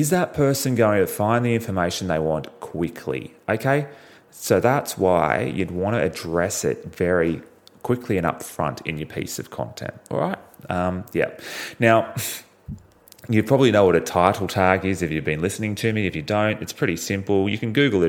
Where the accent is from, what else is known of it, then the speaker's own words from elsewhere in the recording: Australia; I'm from Australia.